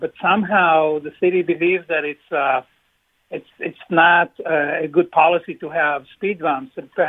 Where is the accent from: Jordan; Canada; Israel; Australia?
Israel; now in New Britain, United States; I'm originally from Israel and I visit often.